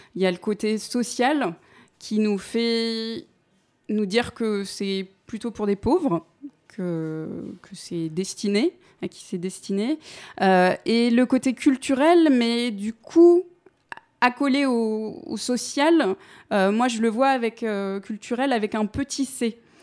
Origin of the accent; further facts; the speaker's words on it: Paris, Île-de-France, France; je suis née à Paris 11e. Euh, en 1985, de parents euh, et psychologues, des intellos euh, communistes aussi, mais de grands-parents ouvriers. En fait, c'est l'ascenseur social euh, qui a profité à mes parents effectivement dans les années 70. Mais j'ai grandi donc dans un quartier populaire